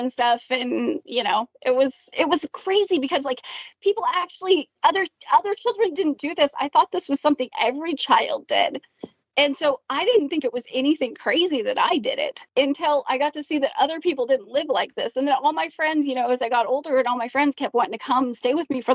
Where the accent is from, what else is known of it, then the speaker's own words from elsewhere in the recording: Canada; I was in Canada